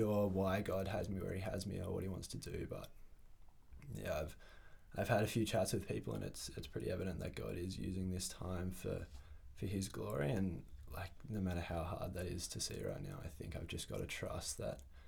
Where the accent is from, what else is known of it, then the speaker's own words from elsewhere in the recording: Canberra, Australian Capital Territory, Australia; I was born in Canberra into a Christian family